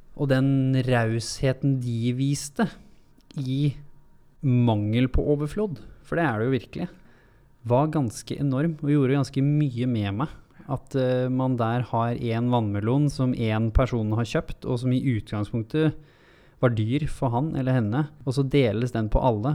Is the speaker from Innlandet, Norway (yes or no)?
no; Hurum, Buskerud, Norway; for jeg kommer jo fra Hurum, fra bygda